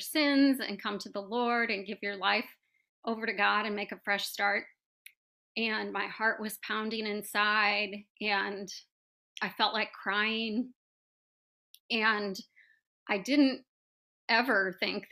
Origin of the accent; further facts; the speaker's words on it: St. Louis, Missouri, United States; I'm from St. Louis, Missouri